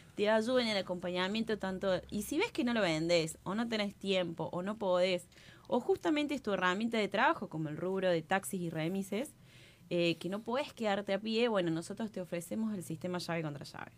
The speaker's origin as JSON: {"language": "Spanish", "region": "Córdoba", "country": "Argentina", "said": "como buena cordobesa"}